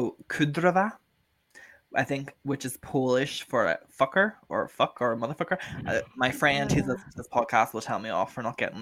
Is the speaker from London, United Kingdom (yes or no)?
no; Northern Ireland, United Kingdom; the other three of us are from Northern Ireland